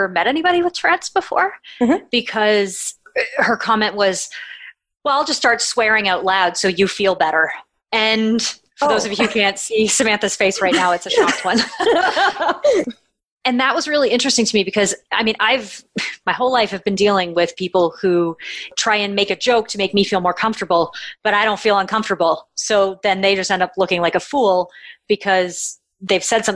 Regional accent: Canada; I'm Canadian

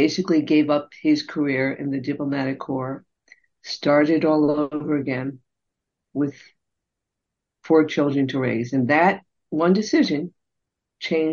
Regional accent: United States; I'm a first generation Chinese American born in America

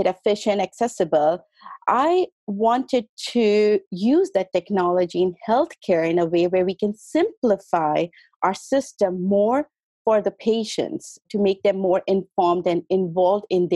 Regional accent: India; moved away as an adult; also born or lived in St. Petersburg, Russia; now in Los Angeles, United States; I was born in India, and I went to Russia, St. Petersburg, for my medical school. There I did my medicine and went back to India to practice as a physician

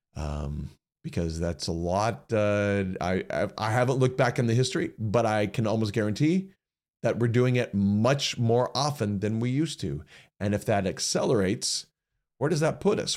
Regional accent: United States; as average American citizens

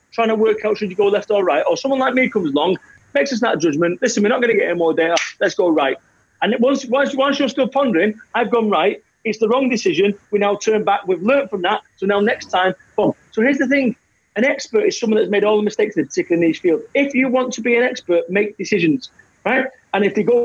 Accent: Salford, North West England, United Kingdom; I am from Salford, Manchester.

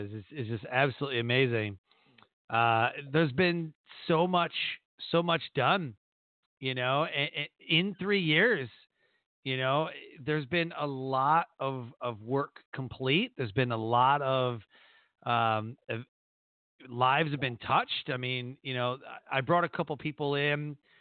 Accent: Detroit, Michigan, United States; That's my hometown. I was born in Detroit.

